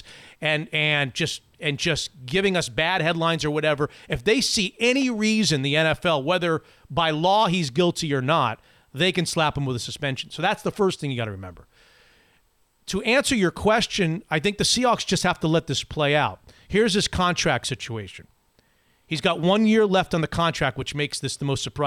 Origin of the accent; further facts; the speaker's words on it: South Florida, United States; It's my hometown, close to my hometown